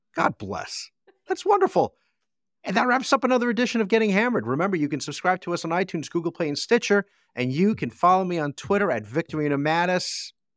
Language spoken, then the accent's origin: English; New Jersey, United States; growing up in Jersey